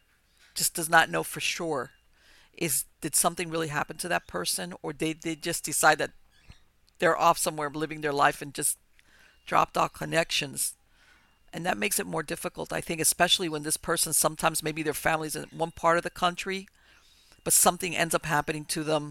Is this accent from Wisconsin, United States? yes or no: no; Hialeah, Florida, United States; I grew up in Hialeah